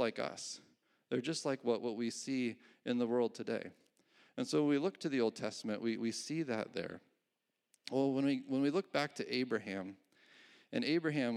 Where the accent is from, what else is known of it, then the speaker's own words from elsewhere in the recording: New York, United States; also born or lived in California; When I was 5 years old, my parents moved from California to New York